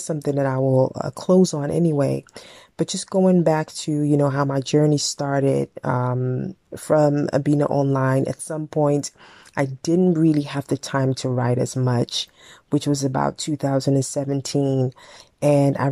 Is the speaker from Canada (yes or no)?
no; Netherlands; also born or lived in Ghana (ancestry); African girl, growing up in the West with my language, my upbringing, and all of that.